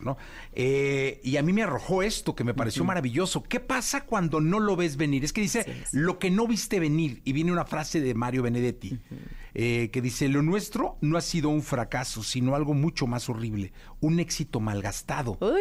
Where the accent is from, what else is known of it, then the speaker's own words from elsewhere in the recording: Mexico; como familia mexicana